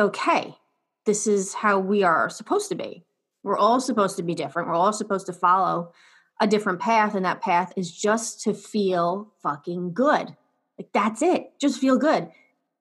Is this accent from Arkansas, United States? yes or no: no; New York, United States; I'm from New York